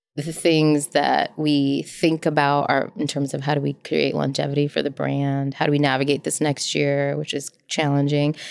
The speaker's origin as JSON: {"language": "English", "country": "United States", "tie": "born or raised there", "said": "I was born in the States."}